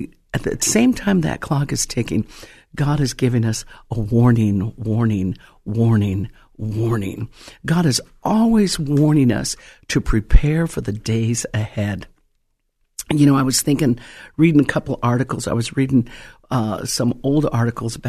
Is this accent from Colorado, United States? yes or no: yes; Colorado, United States; now in California, United States; When I first came to California, I'm originally from Colorado